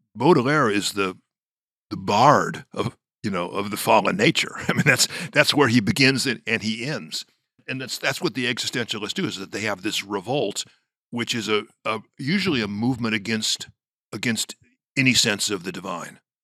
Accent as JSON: {"language": "English", "town": "Los Angeles", "region": "California", "country": "United States", "tie": "born or raised there", "said": "My grandmother, whom I was raised next door in Los Angeles"}